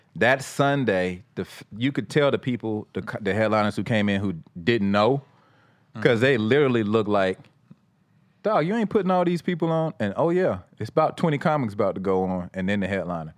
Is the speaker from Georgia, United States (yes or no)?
yes; Atlanta, Georgia, United States; I was from Atlanta